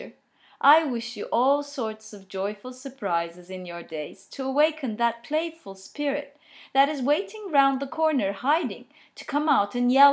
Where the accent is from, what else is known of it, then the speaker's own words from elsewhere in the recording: Turkey; English is a second language; I'm Turkish, but I've studied and experienced and read and discovered a lot in English